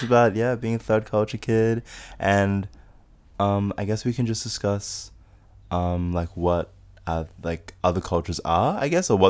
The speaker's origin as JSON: {"language": "English", "town": "Townsville", "region": "Queensland", "country": "Australia", "tie": "born or raised there", "said": "I'm from Townsville, like grew up in Townsville or whatever."}